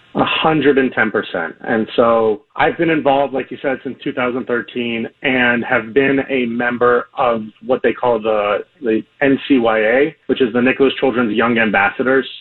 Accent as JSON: {"language": "English", "town": "Miami", "region": "Florida", "country": "United States", "tie": "born or raised there", "said": "I grew up here in Miami and came back very soon after college"}